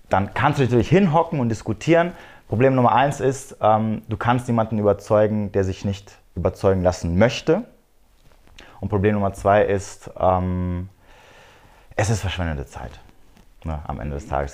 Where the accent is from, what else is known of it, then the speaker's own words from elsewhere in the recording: near Frankfurt am Main, Hesse, Germany; ich komme aus, äh, aus der Nähe vom schönen äh, Frankfurt am Main.